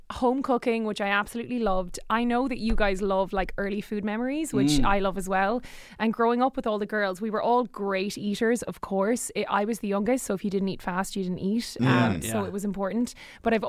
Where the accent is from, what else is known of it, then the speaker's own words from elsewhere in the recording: Galway, Connacht, Ireland; I'm from Galway